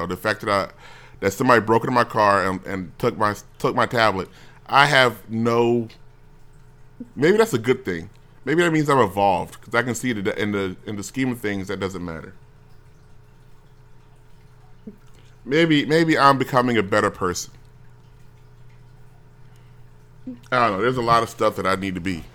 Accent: United States; As an American

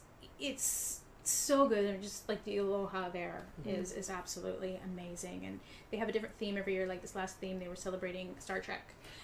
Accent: French Polynesia; I'm from Tahiti, but, you know, the Polynesian people.

